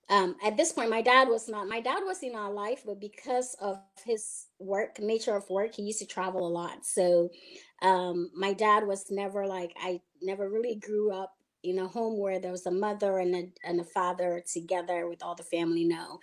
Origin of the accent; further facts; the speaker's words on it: Ghana; I was, you know, given birth to in Ghana and was raised part of my life, my early stages in life. I was raised in Ghana with my two other sisters.